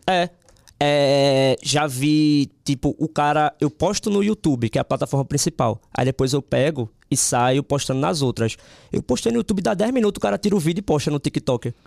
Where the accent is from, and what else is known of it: Northeast Region, Brazil